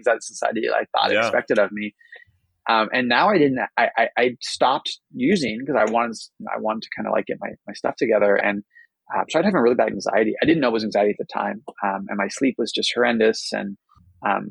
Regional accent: Bay Area, California, United States; also born or lived in New York; I grew up in the Bay Area where it's, you know, a little more open-minded

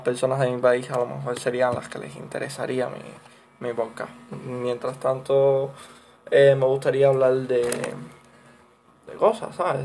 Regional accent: Cuba; soy latinoamericano, sí, vivo en Cuba y, y la situación de mi país no es la mejor

